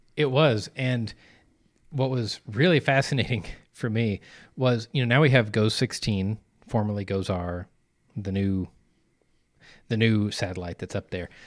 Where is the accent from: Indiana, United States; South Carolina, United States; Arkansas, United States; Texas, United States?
Arkansas, United States; moved away; back where I grew up in Arkansas